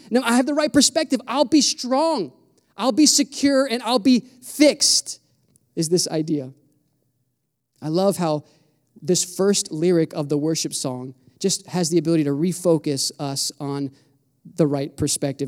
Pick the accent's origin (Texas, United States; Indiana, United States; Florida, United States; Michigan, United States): Florida, United States; I'm from Florida